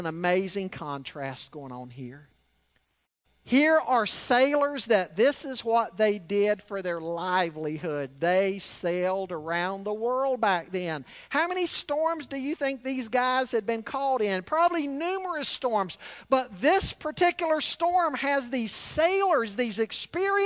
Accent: Charlotte, North Carolina, United States; growing up in Charlotte

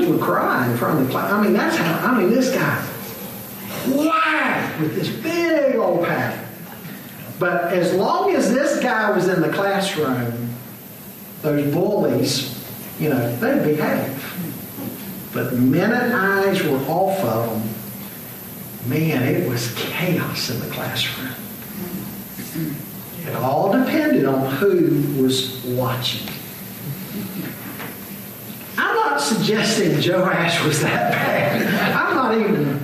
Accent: Charlotte, North Carolina, United States; a year I had in school in Charlotte growing up. I grew up primarily in the Cotswold area

